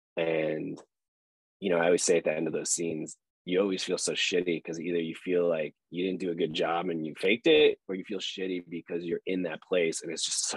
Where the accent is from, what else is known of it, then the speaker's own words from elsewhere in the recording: Chicago, Illinois, United States; I'm from Chicago, and the worst thing you could do in Chicago is have a swelled head.